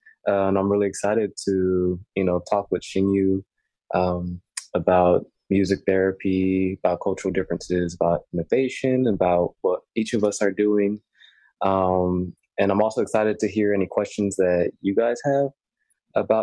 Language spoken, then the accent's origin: English; Houston, Texas, United States; I'm from Houston, Texas, and I'm here currently in Houston, hot Houston